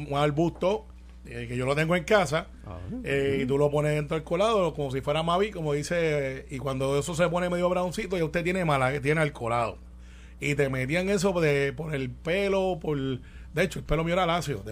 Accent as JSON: {"language": "Spanish", "town": "Guaynabo", "country": "Puerto Rico", "tie": "born or raised there", "said": "yo soy de campo de Santa Rosa en Guaynabo y, y criado en Cantagallo, alias Singing Rooster. Allí en Guaynabo también"}